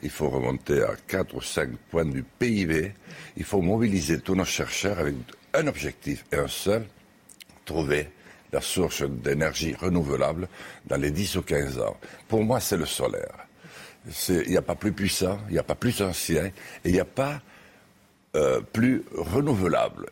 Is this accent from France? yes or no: yes; Lourdios-Ichère, Nouvelle-Aquitaine, France; moved away; also born or lived in Paris; où j'habite plus, d'ailleurs actuellement plus souvent qu'à lourdes Gichère, mon village natal